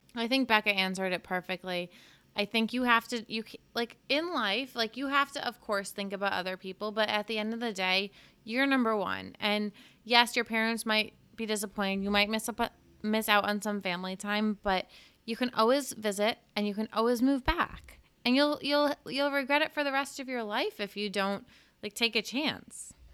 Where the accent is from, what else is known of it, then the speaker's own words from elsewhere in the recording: Cape Cod, Massachusetts, United States; moved away; I grew up on Cape Cod